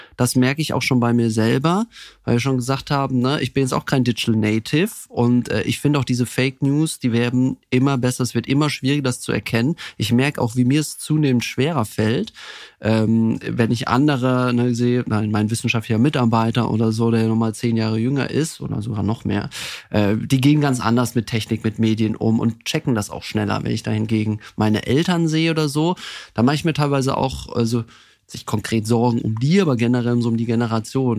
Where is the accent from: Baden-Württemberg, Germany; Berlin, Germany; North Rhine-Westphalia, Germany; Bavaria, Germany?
Baden-Württemberg, Germany; Heidelberg; moved away as an adult; also born or lived in Munich; Also ich komme ursprünglich aus Heidelberg, also bei einem kleinen, beschaulichen, sehr schönen Dorf bei Heidelberg, war dann dort auch auf der Schule